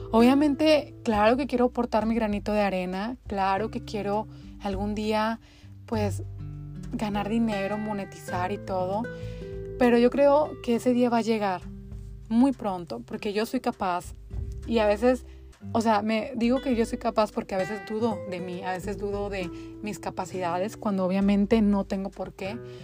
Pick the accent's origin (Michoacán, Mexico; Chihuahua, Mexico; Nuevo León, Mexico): Nuevo León, Mexico; Linares; moved away as an adult; also born or lived in Monterrey, Mexico; now in United States; soy mexicana, específicamente de Linares, Nuevo León. Ahí nací, ahí crecí hasta que me fui a Monterrey a, a realizar mis estudios universitarios